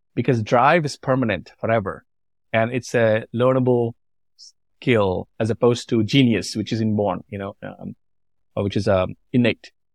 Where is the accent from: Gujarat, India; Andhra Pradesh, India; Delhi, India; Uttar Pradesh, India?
Andhra Pradesh, India; moved away as an adult; also born or lived in Nashville, Tennessee; now in United States; I grew up in a tiny village, in an obscure village called Bomoro